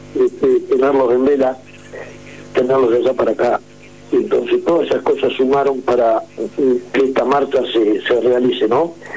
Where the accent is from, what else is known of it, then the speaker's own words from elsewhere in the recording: San Martín de los Andes, Neuquén, Argentina; San Martín de los Andes, de mi pueblo, o que decir mi pueblo, nuestro pueblo